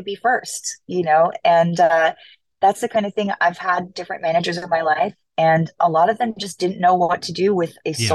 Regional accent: Los Angeles, California, United States; I like where I'm from, which is Los Angeles. So when my hometown got our team back

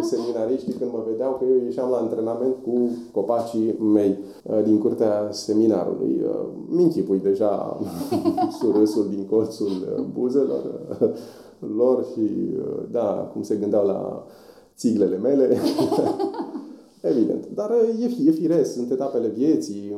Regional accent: Voluntari, Ilfov, Romania; also born or lived in Bucharest; provenind din voluntari. Acolo am crescut, m-am născut în București

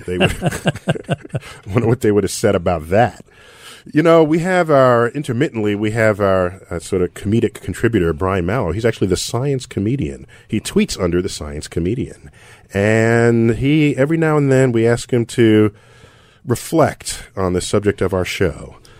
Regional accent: New York City, New York, United States; Bronx in the house. You know I'm from the Bronx.

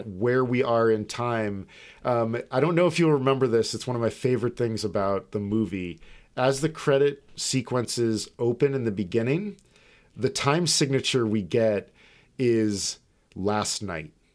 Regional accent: United States; We're American.

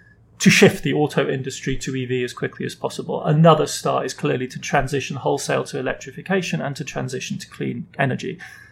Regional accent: Germany; I mean, I grew up in West Germany. I grew up in the period of Ostpolitik, of transformation through engagement.

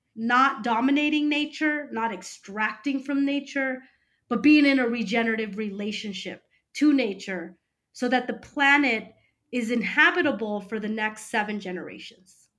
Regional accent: California, United States; also born or lived in Peru; I consider myself a first generation American

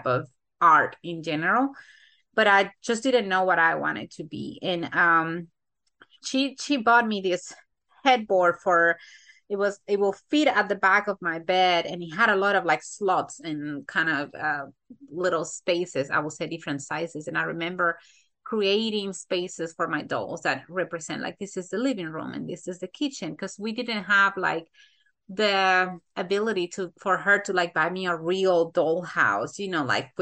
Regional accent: Santo Domingo, Dominican Republic; now in United States; I was born in the Dominican Republic, Santo Domingo specifically. I was born and raised there

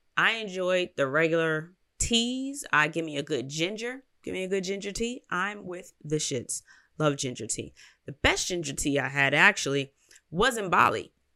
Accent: United States; I'm American

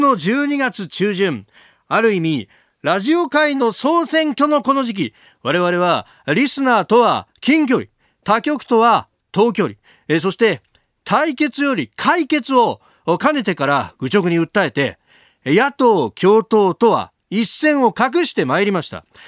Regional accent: Chiba, Japan; 私の出身の千葉

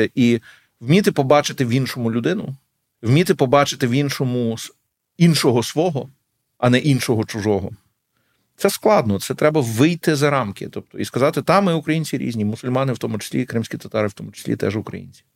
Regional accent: Lviv, Lviv Oblast, Ukraine; moved away; also born or lived in Kyiv; я львів'янин

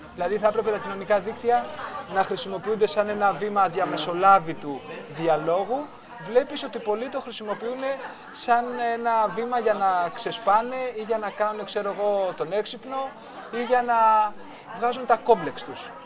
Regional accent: Greece; ως Έλληνες

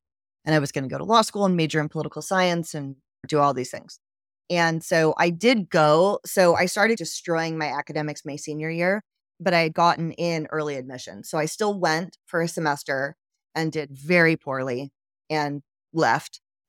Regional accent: Georgia, United States; also born or lived in Philippines; I grew up in Georgia. I actually lived in a bunch of different places.

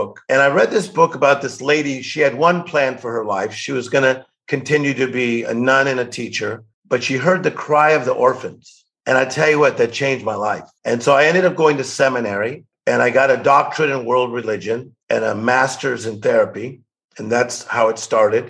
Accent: Compton, California, United States; So I'm actually from Compton, which I think is a cool place.

